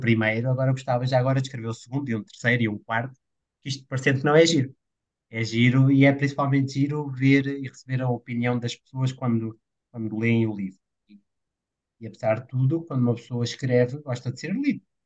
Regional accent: Portugal

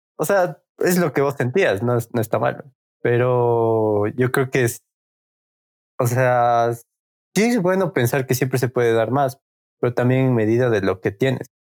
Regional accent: Quito, Pichincha, Ecuador; somos de Quito, Ecuador

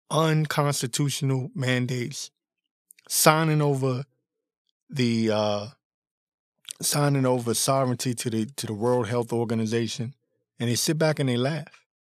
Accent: Washington, District of Columbia, United States; I was born and raised in the Washington, D C area

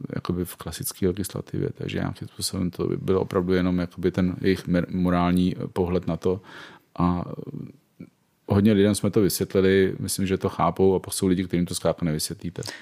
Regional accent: Prague, Czechia; jsem z Prahy, ženatý, dvě děti a je mi přes pade

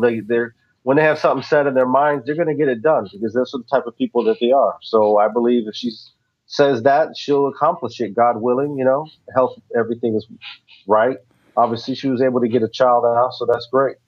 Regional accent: the South, United States; I'm from the South

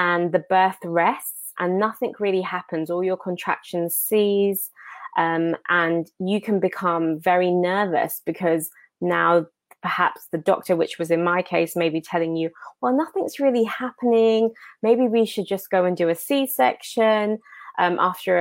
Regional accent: Enfield, London, United Kingdom; now in Washington DC, United States; I am born and raised in Enfield, but currently living here in Washington DC.

